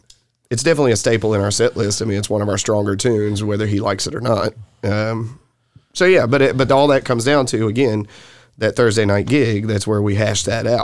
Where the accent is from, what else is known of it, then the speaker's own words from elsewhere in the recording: the South, United States; accent: Southern; And so people would kind of laugh at my southern accent.